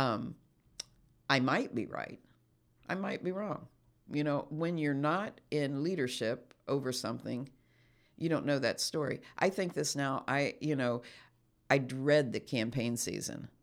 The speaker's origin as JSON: {"language": "English", "country": "United States"}